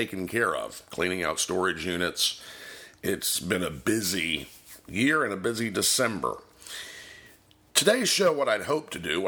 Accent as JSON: {"language": "English", "region": "Florida", "country": "United States", "said": "I'm also an independent insurance agent serving clients in my home state of Florida and in Virginia"}